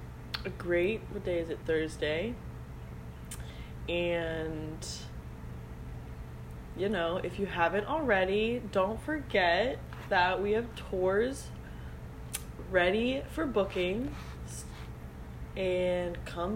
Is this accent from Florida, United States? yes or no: yes; Florida, United States; I'm from Florida.